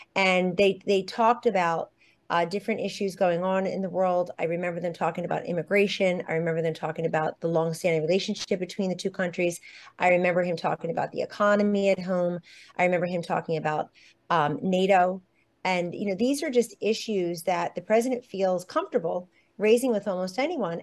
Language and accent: English; United States; also born or lived in Washington, D.C.; I feel very connected as an American these days